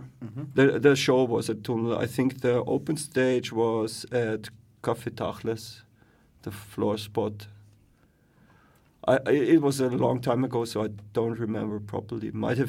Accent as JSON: {"language": "English", "town": "Graz", "region": "Styria", "country": "Austria", "said": "I come from Graz, actually."}